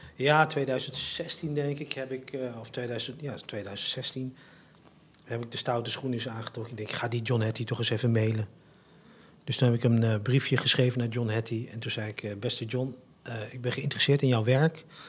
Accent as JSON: {"language": "Dutch", "area": "Het Gooi", "region": "North Holland", "country": "Netherlands", "tie": "born or raised there", "said": "ik als een Gooise jongeman waar ik ben opgegroeid"}